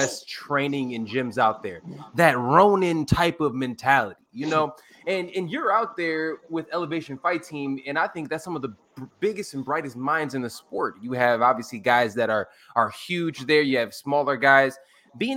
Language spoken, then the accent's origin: English; Chicago, Illinois, United States; I'm from Humble Park myself, you know, so like I grew up in the city